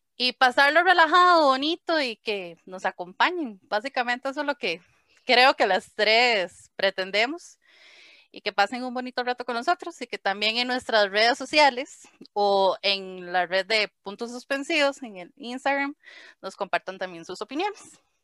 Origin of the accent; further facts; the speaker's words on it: Heredia, Costa Rica; soy de Heredia, Costa Rica